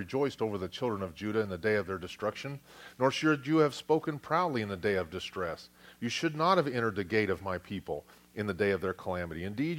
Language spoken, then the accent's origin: English; United States; I served in the military in America. I was raised in America.